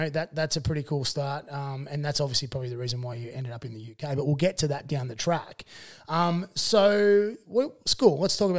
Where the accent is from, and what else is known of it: Dubbo, New South Wales, Australia; born or raised there; also born or lived in Warren